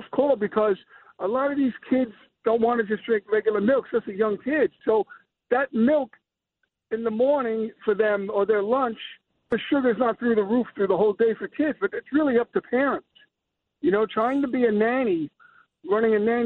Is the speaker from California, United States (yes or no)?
no; New York City, New York, United States; moved away as an adult; now in Pleasantville, United States; I grew up in the Bronx on Fordham, off of Fordham as a kid